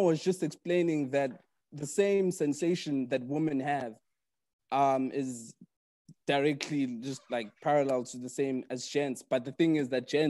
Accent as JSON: {"language": "English", "town": "Durban", "region": "KwaZulu-Natal", "country": "South Africa", "said": "I'm from Durban"}